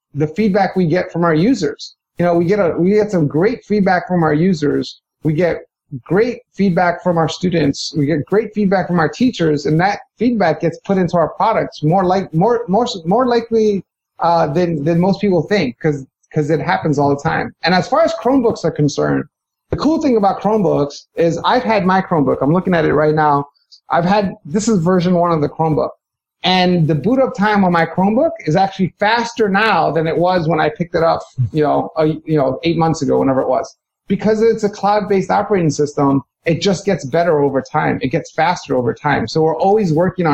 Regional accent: New York City, New York, United States; I was born and raised in Hell's Kitchen, New York, and grew up in New York City

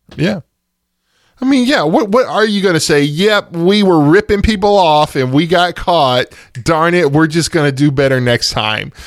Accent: East Texas, United States; I'm from East Texas

